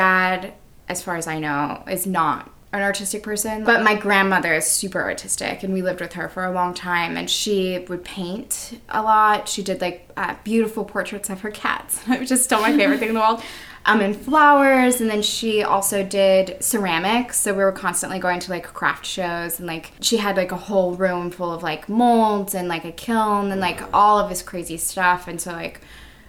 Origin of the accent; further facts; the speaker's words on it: San Antonio, Texas, United States; moved away as an adult; also born or lived in Victoria, Texas; now in New York, United States; I'm from San Antonio, Texas, but I've been in New York for like 4 years. But yeah, that's where I'm from. Mm-hmm. Texas born and raised